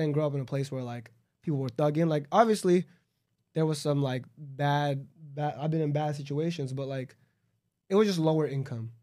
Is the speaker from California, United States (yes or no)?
yes; Los Angeles, California, United States; I'm from Los Angeles, like a suburb in Los Angeles.